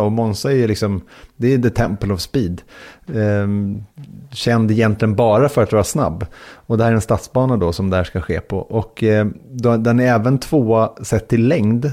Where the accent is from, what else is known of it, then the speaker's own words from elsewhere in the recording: Sweden; var kommer ni ifrån? Och då sa jag från Sverige